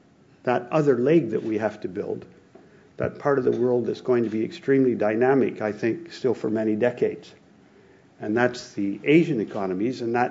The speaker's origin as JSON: {"language": "English", "country": "Canada", "moved": "as an adult", "lives_now": "Tokyo, Japan", "said": "I'm from Canada, a big country that does a lot of commodities"}